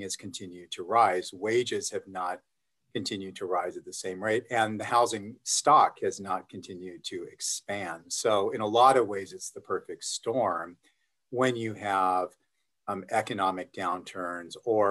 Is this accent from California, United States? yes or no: yes; Los Angeles, California, United States; also born or lived in Glendale, California; I'm actually a native Angeleno. I was born and raised here. I was born in Glendale and raised in the San Fernando Valley and lived in and around the Valley all of my life